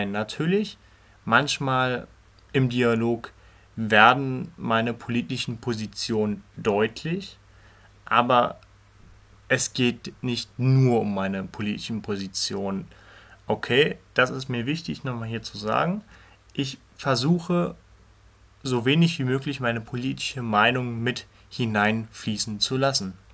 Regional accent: Berlin, Germany; Ich bin 16 Jahre alt. Ich komme aus Berlin. Genauer zu sein aus dem schönsten Stadtteil Berlins, den Berliner Wedding.

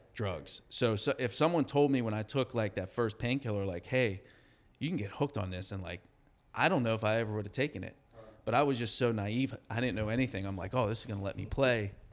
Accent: Pittsburgh, Pennsylvania, United States; I'm in my hometown.

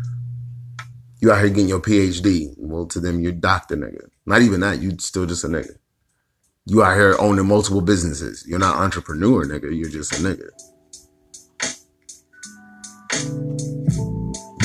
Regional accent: United States; us as African American peoples

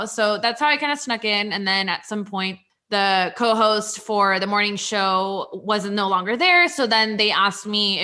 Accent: San Diego, California, United States; moved away as an adult; now in Florida, United States; I'm originally from San Diego

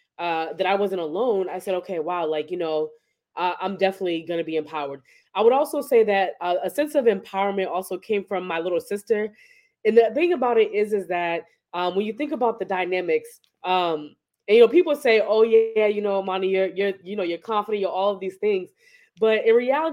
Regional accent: Boston, Massachusetts, United States; also born or lived in New Jersey; I grew up in Boston

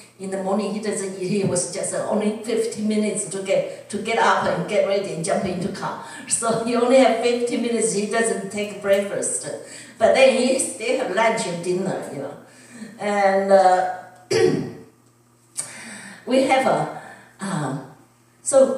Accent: Taiwan; English is a second language; now in United States; if I was back in Taiwan

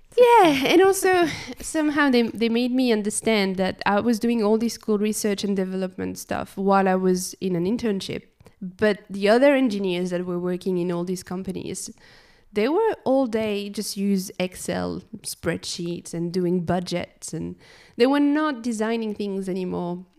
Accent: France; moved away; so I was born in France. Um, I grew up in the country, not really, like, in big cities

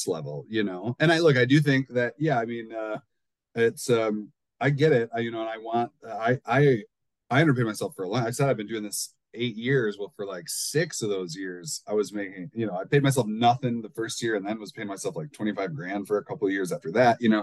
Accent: Midwest, United States; I'm from the Midwest.

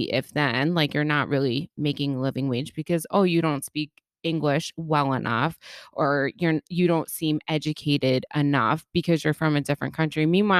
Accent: Bronx, New York, United States; yeah, I'm a girl and I grew up in the Bronx.

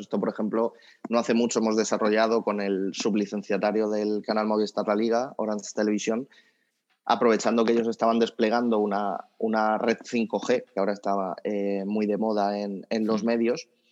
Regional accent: Spain; como buen español

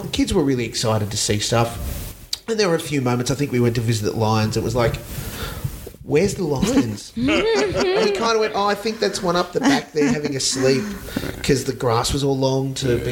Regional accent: Dubbo, New South Wales, Australia; moved away; where I grew up in Dubbo. I was born in Dubbo, Midwestern New South Wales.

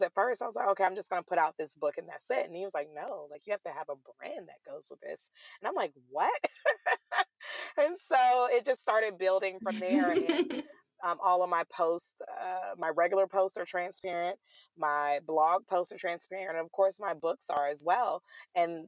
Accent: Atlanta, Georgia, United States; also born or lived in Raleigh, North Carolina; I am born and raised in Atlanta, Georgia

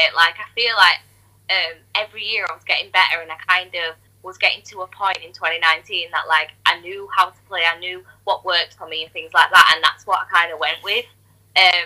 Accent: Leeds, Yorkshire and the Humber, United Kingdom; I'm from Leeds

